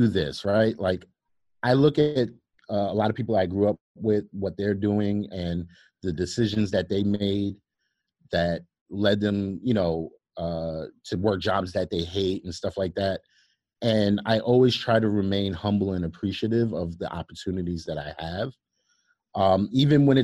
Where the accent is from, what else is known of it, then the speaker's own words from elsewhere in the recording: New York City, New York, United States; growing up in Brooklyn